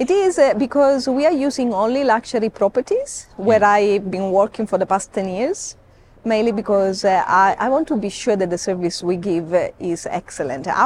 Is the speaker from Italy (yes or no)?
yes; Sicily, Italy; now in Kenya; I am Italian. You are Italian. Okay. Yes, I'm from Sicily.